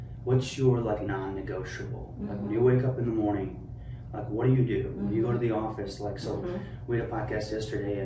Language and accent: English; Afghanistan; now in United States; I'm a kid from Afghanistan.